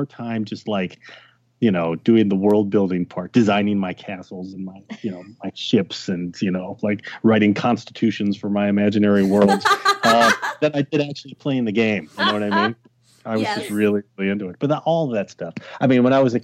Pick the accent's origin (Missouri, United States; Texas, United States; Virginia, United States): Texas, United States; I grew up in Texas